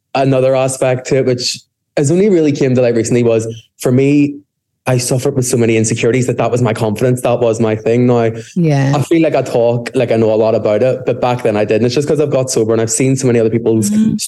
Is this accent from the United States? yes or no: no; Belfast, Northern Ireland, United Kingdom; I'm from Belfast, if the accent didn't give that away already.